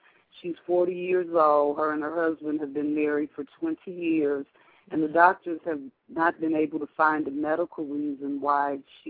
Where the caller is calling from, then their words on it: Chicago, Illinois, United States; I'm calling from Chicago.